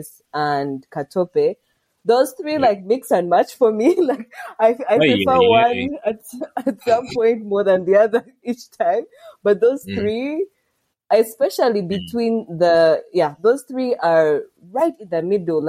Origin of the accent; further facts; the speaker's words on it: Kabale, Lake Bunyonyi, Western Region, Uganda; It's a real place in Kawale on Lake Bunyonyi. Yay, my hometown.